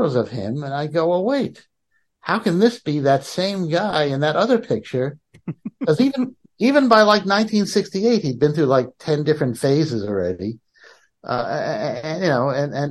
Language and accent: English; New York City, New York, United States; I grew up in Manhattan.